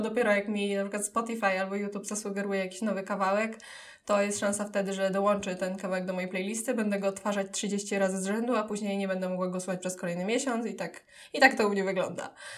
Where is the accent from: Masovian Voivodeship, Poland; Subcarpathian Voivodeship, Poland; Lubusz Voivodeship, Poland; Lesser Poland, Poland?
Subcarpathian Voivodeship, Poland; Dębica; moved away as an adult; now in Kraków, Poland; pochodzę z Podkarpacia, z Dębicy